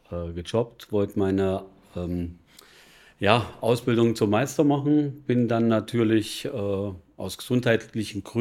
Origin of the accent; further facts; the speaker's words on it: Regensburg, Bavaria, Germany; Äh, ich komme aus Regensburg, bin Finanzberater äh, seit 17 Jahren